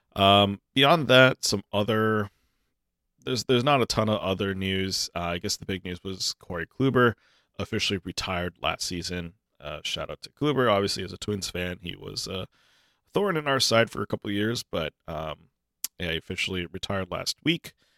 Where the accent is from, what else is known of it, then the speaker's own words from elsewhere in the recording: Minnesota, United States; I'm a Minnesotan